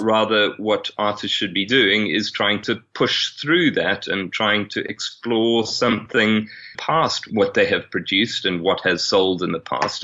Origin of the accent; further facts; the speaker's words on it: South Africa; moved away; also born or lived in England; being white South African coming from a, a Catholic family, but having grown up an atheist and having Irish heritage